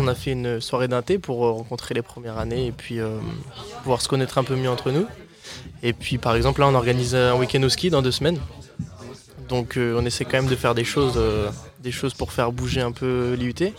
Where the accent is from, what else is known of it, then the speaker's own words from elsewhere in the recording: Rouen, Normandy, France; moved away as an adult; now in Agen, France; je viens de Rouen en, Normandie